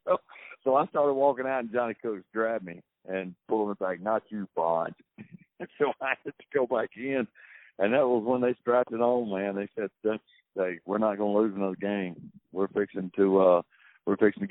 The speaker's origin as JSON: {"language": "English", "town": "Starkville", "region": "Mississippi", "country": "United States", "tie": "born or raised there", "said": "I was born in Starkville and grew up in Starkville"}